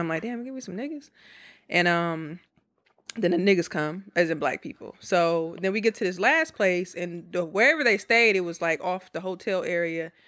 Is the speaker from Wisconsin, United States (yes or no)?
yes; Milwaukee, Wisconsin, United States; now in Houston, United States; I'm from Milwaukee, but I live in Houston